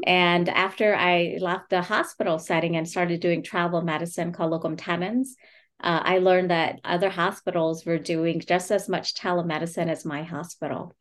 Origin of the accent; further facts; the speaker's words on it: United States; my journey as a refugee and my family's experience growing up in America